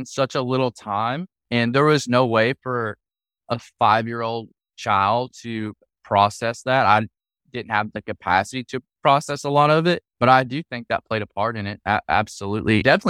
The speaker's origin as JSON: {"language": "English", "region": "Tennessee", "country": "United States", "tie": "born or raised there", "said": "Well, I grew up in a really small town. There was four red lights, a bunch of funeral homes and some bars."}